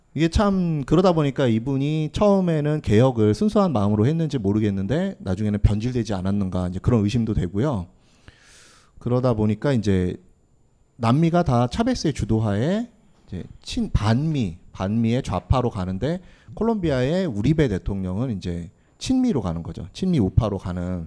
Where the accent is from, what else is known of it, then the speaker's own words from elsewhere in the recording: South Korea; 나는 한국인이다. 소이 꼬레아노, 꼬레아노